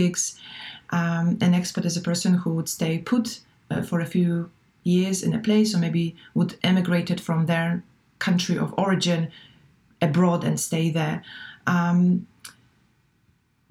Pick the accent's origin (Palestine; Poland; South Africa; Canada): Poland; English is a second language; moved away as an adult; also born or lived in Valencia, Spain / Frankfurt, Germany / Barcelona, Spain / France; it was 20 years that I lived abroad, so away from Poland